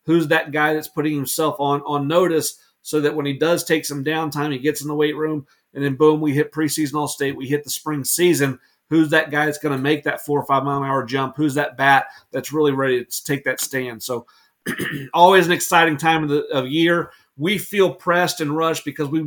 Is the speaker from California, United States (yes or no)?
no; Atlanta, Georgia, United States; I grew up in Atlanta